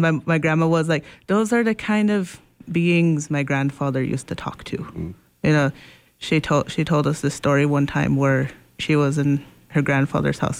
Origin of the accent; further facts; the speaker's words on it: United States; also born or lived in Pine Ridge, South Dakota / Macy, Nebraska; I grew up living half in Pine Ridge and half in Macy, Nebraska, here just a couple hundred miles north near Sioux City